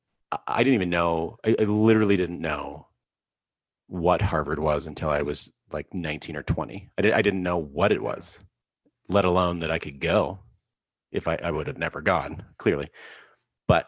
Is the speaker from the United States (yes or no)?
no; Alberta, Canada; I grew up in Alberta in Canada